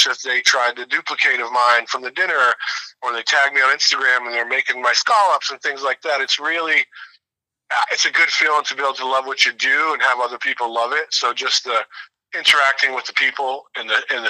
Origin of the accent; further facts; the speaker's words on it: Boston, Massachusetts, United States; I grew up around Boston and have gone to Fenway for my entire life